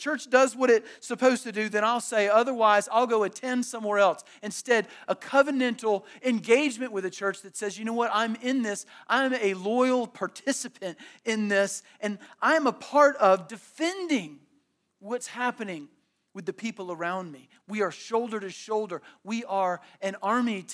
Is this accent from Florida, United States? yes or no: yes; Tallahassee, Florida, United States; I grew up in Tallahassee